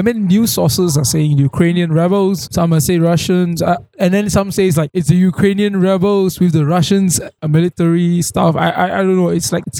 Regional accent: Malaysia; what has happened in Malaysia for ourselves, for our country

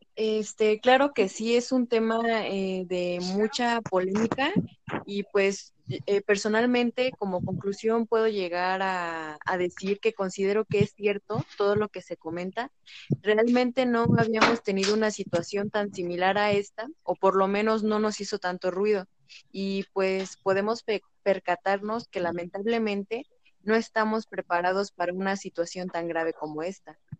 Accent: Mexico; como mexicanos

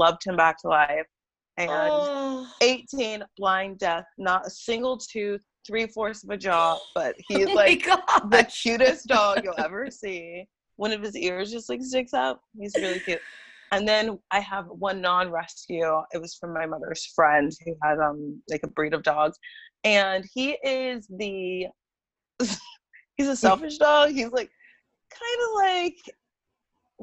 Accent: Arroyo Grande, California, United States; moved away as an adult; now in Los Angeles, United States; I grew up in like Pismo Beach area. It's Aurora Grande, California

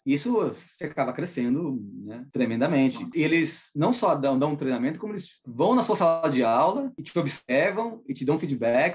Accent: Brazil; accent: Brazilian; now in North Carolina, United States; Meu sotaque brasileiro, meu sotaque latino

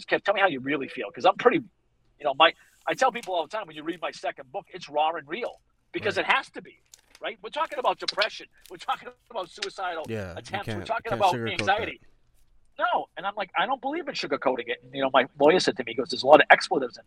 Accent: Boston, Massachusetts, United States; accent: Boston; my Boston accent

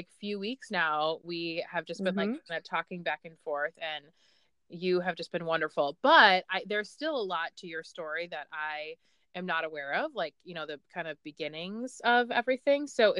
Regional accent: Ireland; Oh, I'm from Ireland, but shout out to Irish.

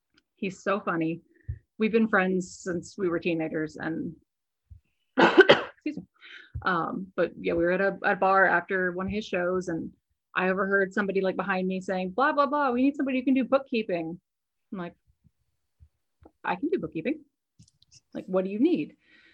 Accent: Florida, United States; born there; also born or lived in Virginia / Spain; Life story, I'm a military brat. So I was born in Florida, and then we were stationed at the Pentagon, and then we were stationed in Spain, right outside Madrid.

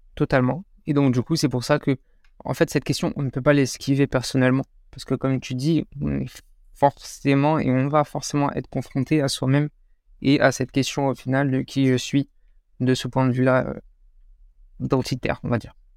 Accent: France; also born or lived in Morocco (ancestry); je suis français

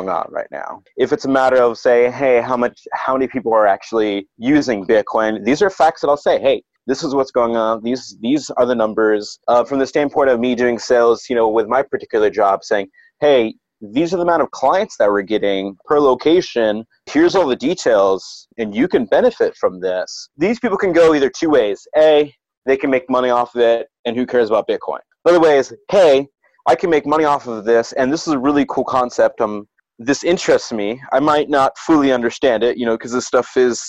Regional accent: Ohio, United States; I'm from Ohio

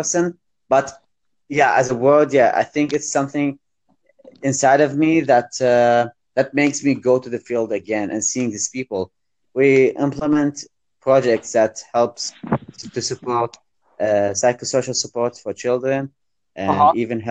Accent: Baghdad, Baghdad Governorate, Iraq; I'm from Iraq, Baghdad.

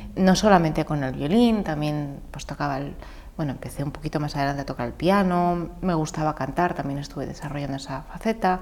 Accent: Madrid, Community of Madrid, Spain; moved away as an adult; also born or lived in Pozuelo de Alarcón / Valencia; yo soy madrileña. Eh, mi padre es peruano

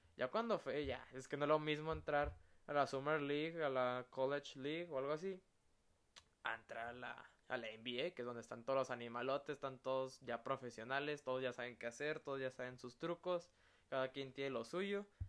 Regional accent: Mexico; como todo mexicano

